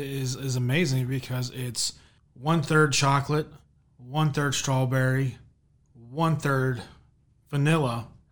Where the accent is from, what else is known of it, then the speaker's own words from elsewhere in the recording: Cumberland, Maryland, United States; Yeah, I am actually from Western Maryland, good old Cumberland, Maryland. Back in the 70s and 80s, it was a booming little town. Today, not so much.